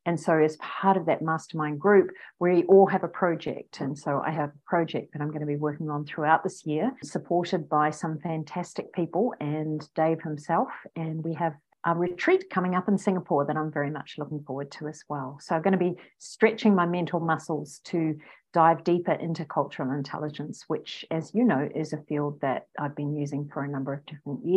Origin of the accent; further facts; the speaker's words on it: New Zealand; accent: Kiwi; now in Australia; I'm a New Zealander. I was born in New Zealand.